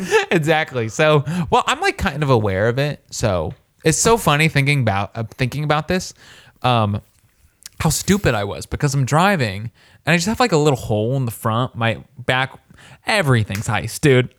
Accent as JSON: {"language": "English", "town": "Warsaw", "region": "Indiana", "country": "United States", "said": "I'm from Warsaw, Indiana"}